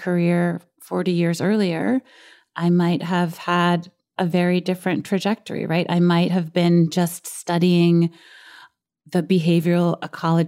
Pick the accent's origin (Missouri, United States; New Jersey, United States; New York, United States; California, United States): New York, United States; New York City; a girl who grew up in Brooklyn